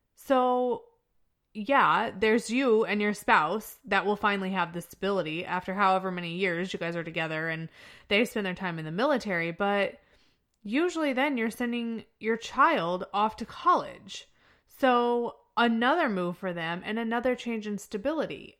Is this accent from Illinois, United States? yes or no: yes; Chester, Illinois, United States; moved away; I'm from Chester, Illinois because of the stability that I had growing up